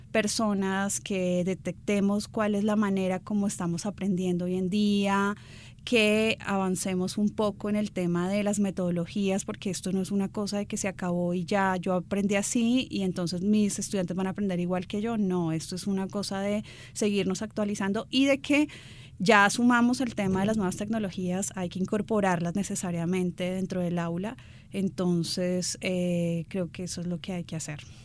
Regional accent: Bogotá, Colombia; soy bogotana

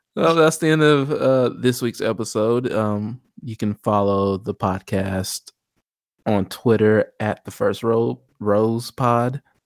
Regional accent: Chicago, Illinois, United States; I'm from Chicago

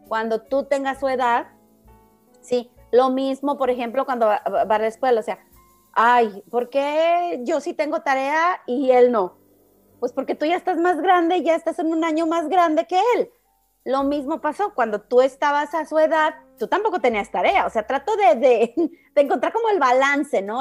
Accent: Mexico; now in United States; todos los mexicanos somos iguales

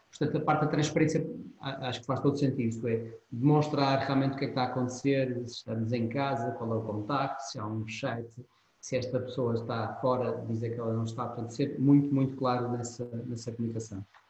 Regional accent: Portugal; Sim, somos portugueses

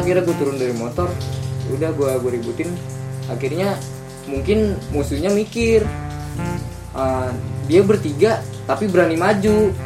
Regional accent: Bogor, West Java, Indonesia; also born or lived in Depok; gua dari Bogor

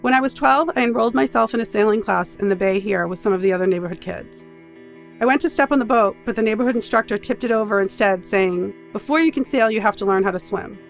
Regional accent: Boston, Massachusetts, United States; I grew up negotiating my complex identity in this neighborhood.

